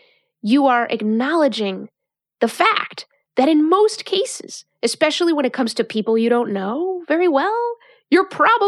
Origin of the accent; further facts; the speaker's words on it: Mexico; now in United States; Growing up in Mexico, coming to the United States, what is democracy?